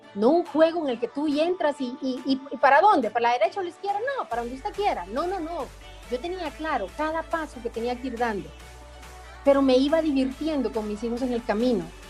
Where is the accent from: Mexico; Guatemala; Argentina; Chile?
Guatemala; now in Guatemala City, Guatemala; yo nací en un pueblo, yo no conocía como la cabecera del departamento